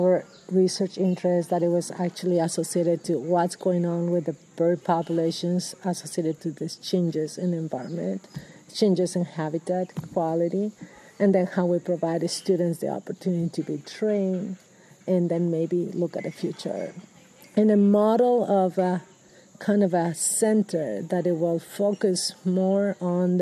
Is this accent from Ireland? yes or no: no; Peru; moved away as an adult; now in Washington State, United States; So I'm originally from Peru. I've gotten my education in Peru